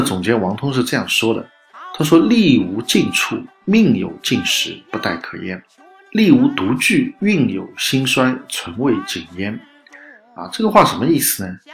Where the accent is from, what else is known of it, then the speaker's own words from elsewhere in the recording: China; 我们中国人讲这个运气好，运气坏